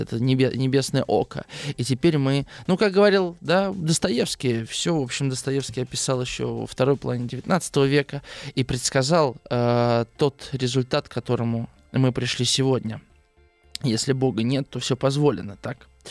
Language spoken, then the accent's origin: Russian; Russia; я, конечно, играл в Дэнди в детстве здесь, в России